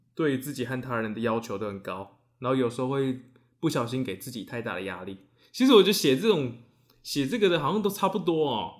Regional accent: Taiwan; 我们台湾人

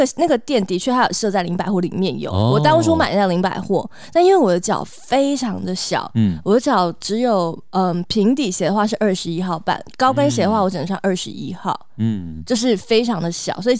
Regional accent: Taipei, Taiwan; 对我们台北人来说不是一样吗？

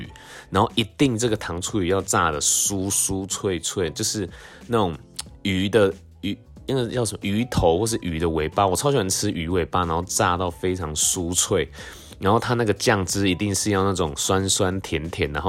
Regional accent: Tainan, Taiwan; 虽然每次就是要到这个从我们家就是台南的家里，然后到这个安平，其实每次车程都大概要四五十分钟，真的非常久。

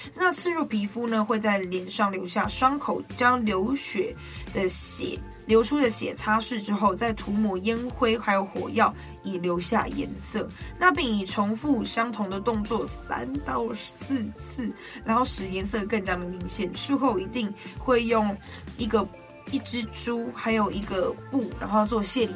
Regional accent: Guanshan, Taitung County, Taiwan; 我是来自台东关山的高达古范部落的阿美族

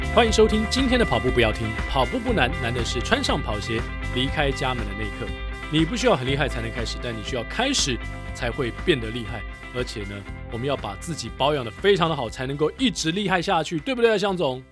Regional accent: Taiwan; 作为一个台湾人

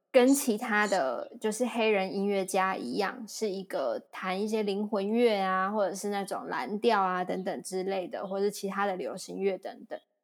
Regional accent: Kaohsiung, Taiwan; moved away; 我是高雄人

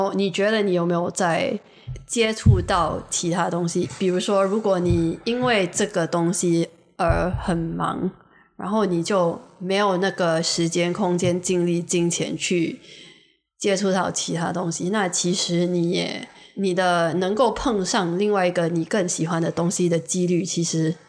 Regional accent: Singapore; 我就觉得身为一个新加坡人，新加坡人，我可以告诉你，我们是非常实际的一个一群人

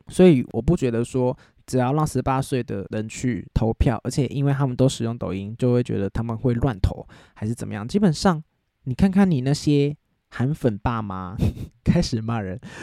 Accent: Taiwan; 我就是身在台湾，我就是， 就是生活在台湾那样

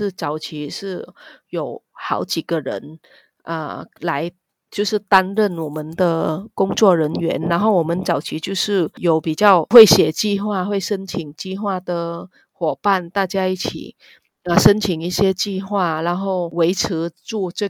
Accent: Vietnam; Chinese is a second language; moved away as an adult; now in Taiwan; 然后我也是南洋台湾姐妹会的理事，我来自越南，

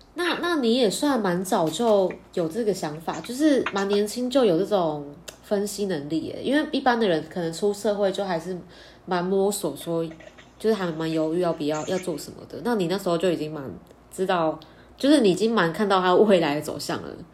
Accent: Pingtung County, Taiwan; 我的家乡在屏东

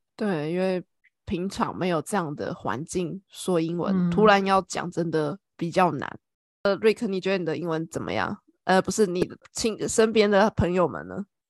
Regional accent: Taiwan; now in Ireland; 我们台湾人是怎么学英文

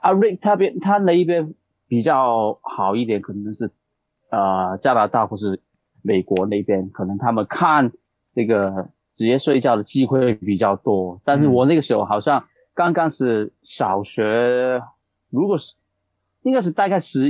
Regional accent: Hong Kong; 我就是一直在香港长大，

